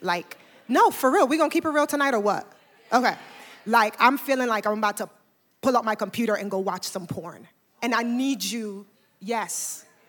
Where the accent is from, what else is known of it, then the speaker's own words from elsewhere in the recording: Panama; also born or lived in New York; now in Atlanta, United States; I am originally from Panama, and I, uh, moved here from New York about fifteen years ago